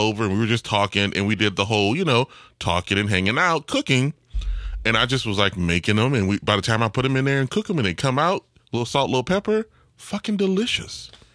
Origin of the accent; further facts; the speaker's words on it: New Orleans, Louisiana, United States; I'm from New Orleans